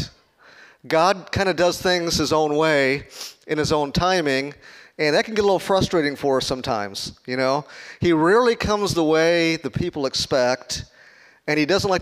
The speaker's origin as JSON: {"language": "English", "town": "Chicago", "region": "Illinois", "country": "United States", "said": "I'm from Chicago, not from Kansas."}